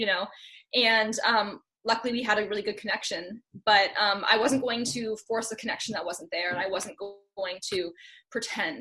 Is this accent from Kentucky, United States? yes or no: no; Santa Clarita, California, United States; I'm from Santa Clarita. So it's a city, or it's a town, like right outside of Los Angeles. So kind of the suburbs of Los Angeles. So I've been a California girl like my whole life.